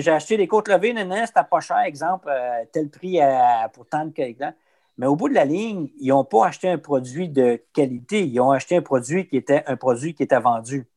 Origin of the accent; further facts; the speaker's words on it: Abitibi, Quebec, Canada; moi, je viens d'Abitibi